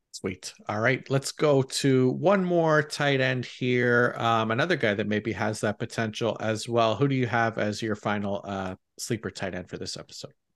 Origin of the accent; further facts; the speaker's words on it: Canada; being Canadian